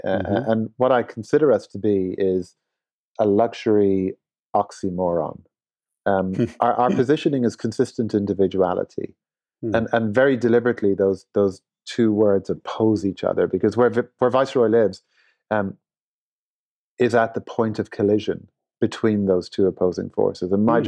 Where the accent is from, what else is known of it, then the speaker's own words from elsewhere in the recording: Dublin, Leinster, Ireland; born there; as an Irishman, I'm very proud to be Irish and to have my first CEO role based in Dublin, the town of my birth, was very special.